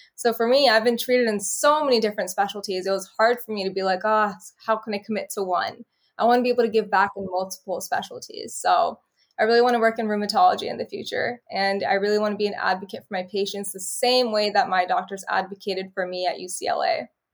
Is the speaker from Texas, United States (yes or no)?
no; Bakersfield, California, United States; So I was from Bakersfield, California